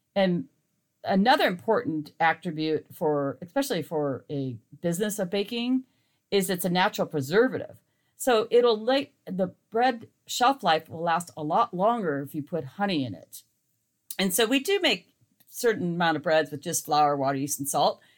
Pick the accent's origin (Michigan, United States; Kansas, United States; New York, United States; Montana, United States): Montana, United States; now in California, United States; the light clover honey I was raised on in Montana